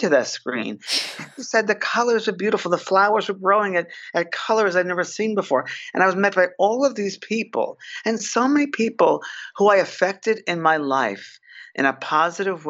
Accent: New York, United States; I'm a New Yorker, a cynical New Yorker, very down to earth

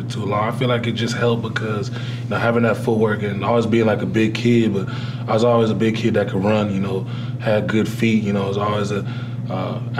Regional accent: Ottawa, Ontario, Canada; moved away; I was born and raised in Ottawa, Ontario, Canada.

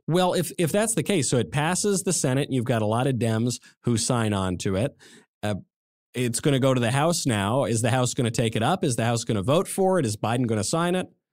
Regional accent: New York, United States; I come from New York

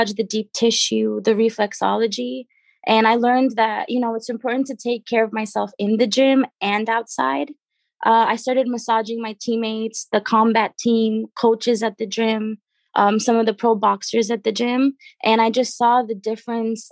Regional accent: Trinidad & Tobago; now in United States; I'm originally from Trinidad and Tobago. That's where I was born

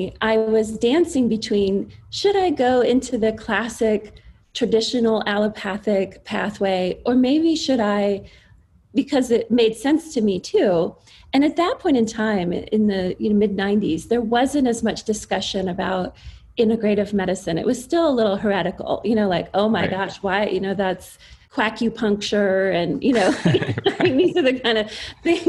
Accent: East Coast, United States; I grew up on the East Coast and I had a very standard, you know, suburban child of the 80s upbringing.

